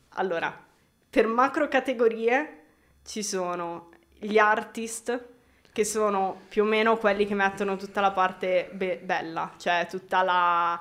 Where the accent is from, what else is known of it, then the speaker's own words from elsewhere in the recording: Milan, Lombardy, Italy; sono di qua, l'unica diciamo stray da, dal mio percorso è stato che sono cresciuta in un paesello un po' fuori